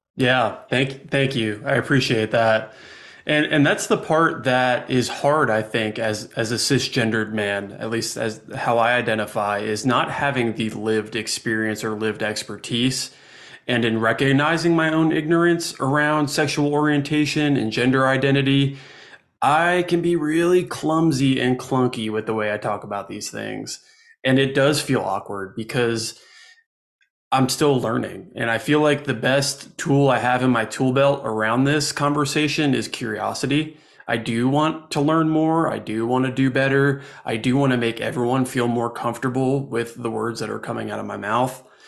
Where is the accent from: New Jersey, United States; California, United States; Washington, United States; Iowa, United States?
New Jersey, United States; now in Asheville, United States; Growing up in New Jersey